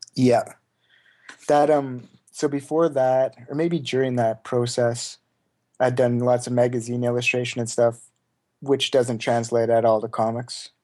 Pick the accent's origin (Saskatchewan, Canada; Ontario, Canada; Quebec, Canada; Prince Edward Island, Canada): Saskatchewan, Canada; Saskatoon; Saskatoon, Saskatchewan. It's, like, right in the very middle of Canada.